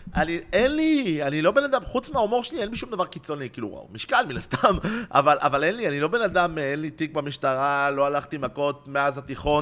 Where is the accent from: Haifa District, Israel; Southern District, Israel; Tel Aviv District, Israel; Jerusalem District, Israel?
Tel Aviv District, Israel; Tel Aviv; גדלתי בצהלה